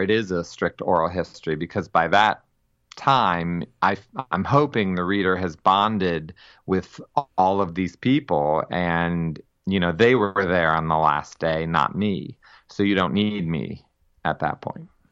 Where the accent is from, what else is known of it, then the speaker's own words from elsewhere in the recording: Massillon, Ohio, United States; I am from Massillon, Ohio